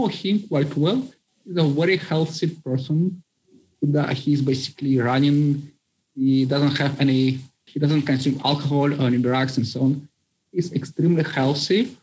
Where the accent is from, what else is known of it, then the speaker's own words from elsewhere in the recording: Siberia, Russia; moved away as an adult; now in Buenos Aires, Argentina; I am from Siberia myself